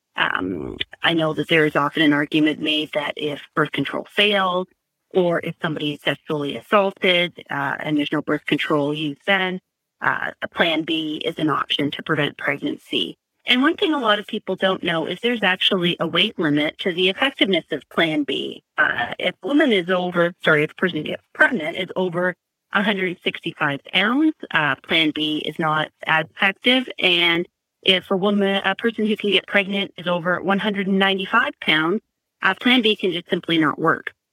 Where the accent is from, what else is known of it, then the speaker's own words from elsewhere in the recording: Canada; now in Guelph, Canada; as a Canadian